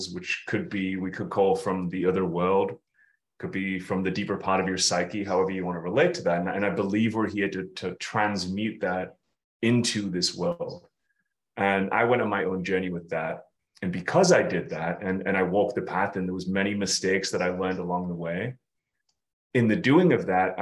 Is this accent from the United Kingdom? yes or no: yes; United Kingdom; we're both British